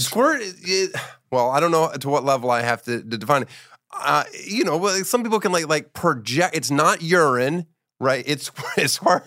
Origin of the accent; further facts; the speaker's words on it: Boppard, Rhineland-Palatinate, Germany; moved away; I was born near Frankfurt, Germany, in Bopard. It's like an hour and a half west.